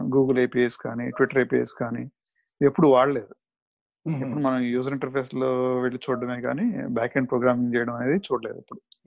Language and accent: Telugu; Nellore, Andhra Pradesh, India; now in United States; మాకు చిన్నప్పుడు నెల్లూరులో